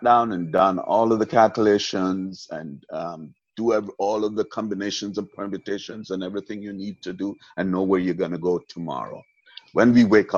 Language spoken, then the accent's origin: English; Jamaica; moved away; I was born in Jamaica, I was raised in Jamaica, spent most of my life out of Jamaica, but I'm still a Jamaican at heart.